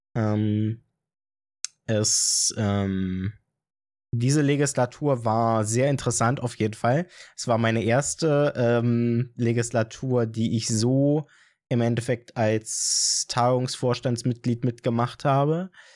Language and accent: German; Brieselang, Brandenburg, Germany; Also, ich komme nicht aus Falkensee, ich komme aus Brieselang